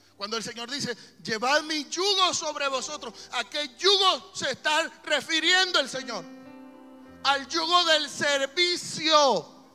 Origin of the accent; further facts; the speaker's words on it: El Salvador; somos salvadoreños